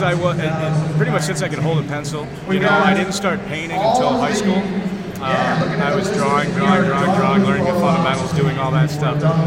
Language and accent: English; an hour south of Buffalo, New York, United States; I'm from an hour south of here. This is my hometown